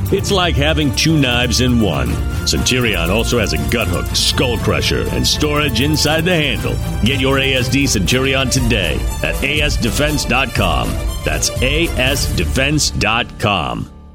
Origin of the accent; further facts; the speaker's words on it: Las Vegas, Nevada, United States; moved away; I'm from Las Vegas